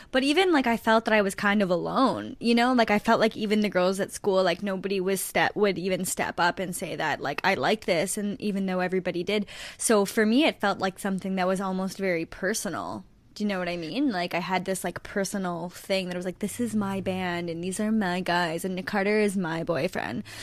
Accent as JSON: {"language": "English", "country": "Canada"}